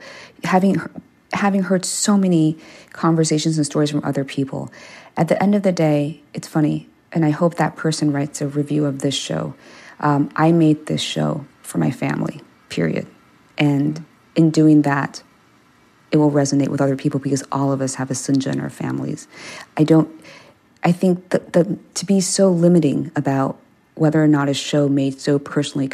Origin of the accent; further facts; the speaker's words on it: Maryland, United States; first language Korean; moved away; I grew up in Maryland